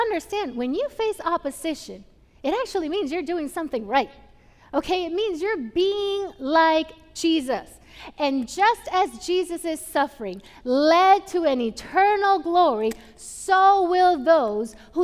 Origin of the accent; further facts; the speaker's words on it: Puerto Rico; moved away; I grew up in Puerto Rico.